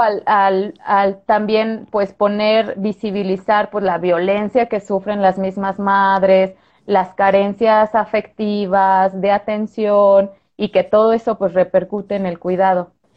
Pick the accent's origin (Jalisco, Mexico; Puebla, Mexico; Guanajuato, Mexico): Guanajuato, Mexico; moved away as an adult; yo soy de Guanajuato, luego me vine para acá a hacer la especialidad